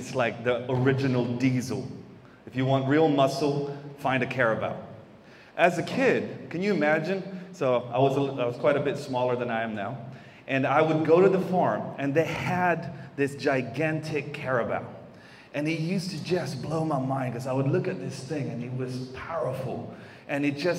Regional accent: Davao City, Davao Region, Philippines; born there; I was born here in Davao City. For those that don't know, I'm half Filipino. My mama is Filipino, and I'm half American, whatever that looks like, because that is a total mix in my family.

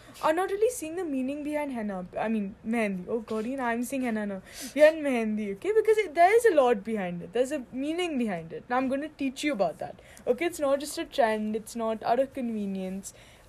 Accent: India; I'm Indian

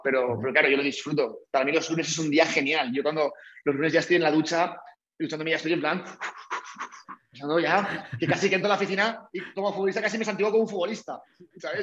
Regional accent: Valencian Community, Spain; moved away as an adult; soy valenciano de, nacimiento, bueno, valenciano de nacimiento y de todo.

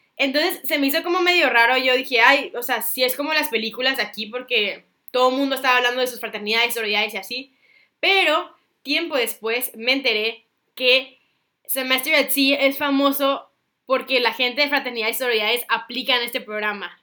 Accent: Mexico; moved away; also born or lived in Singapore; soy de México

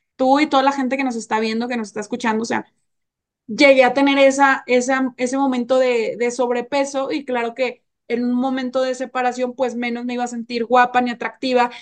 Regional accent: Nuevo León, Mexico; moved away; estuve en mi tierra, en Nuevo León

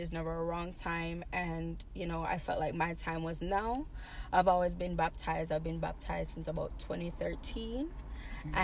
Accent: Jamaica; also born or lived in Boston, United States; And then I grew up in Jamaica. So I spent back and forth. I did not go to school in Jamaica, but I spent majority of my times there.

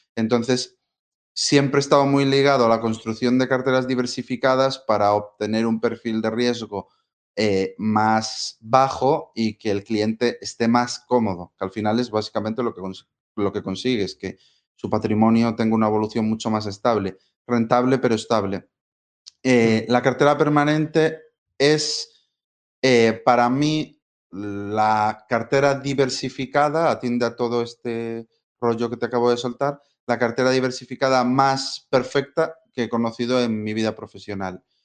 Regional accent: Galicia, Spain; moved away as an adult; volver a mi tierra, a Galicia

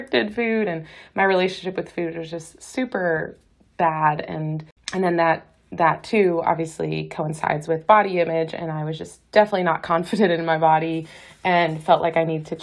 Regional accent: Boston, Massachusetts, United States; moved away as an adult; also born or lived in California; now in Hawaii, United States; I am from Boston, went to college there, did a dietetic internship in California.

